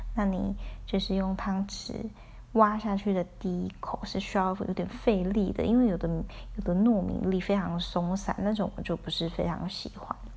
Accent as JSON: {"language": "Chinese", "region": "Tainan", "country": "Taiwan", "said": "我来自台南"}